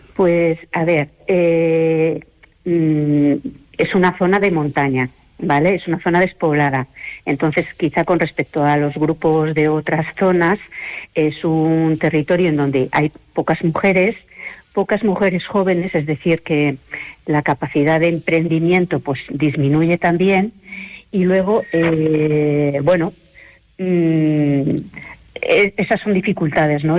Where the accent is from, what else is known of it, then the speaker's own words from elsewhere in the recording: Madrid, Community of Madrid, Spain; moved away as an adult; now in Palencia, Spain; soy de Madrid, pero es que hace ya 30 años que vine aquí